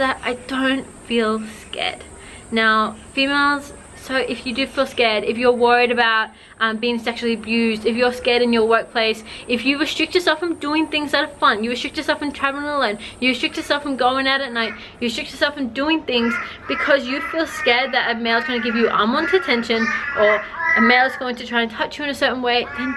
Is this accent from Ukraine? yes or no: no; China; I grew up in China.